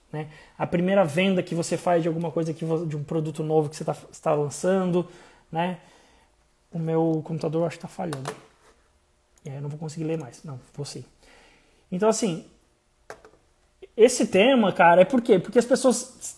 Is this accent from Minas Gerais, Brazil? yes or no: no; interior of Santa Catarina, Brazil; eu sou de Santa Catarina, interior de Santa Catarina